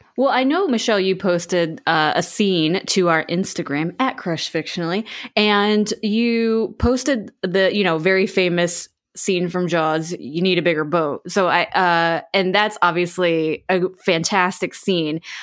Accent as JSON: {"language": "English", "region": "Florida", "country": "United States", "tie": "born or raised there", "said": "But I grew up in Florida, so I lived pretty close to Universal Studios, which, uh, they have a theme park, uh, in Orlando."}